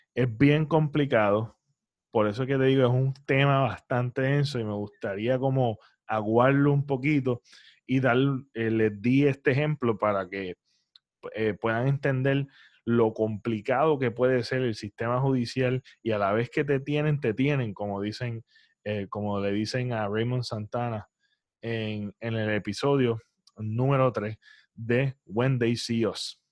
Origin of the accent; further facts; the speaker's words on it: Puerto Rico; nosotros como boricuas